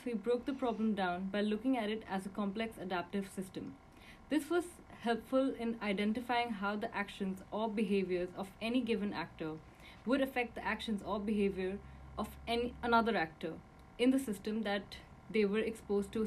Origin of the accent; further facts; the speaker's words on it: India; I'm from India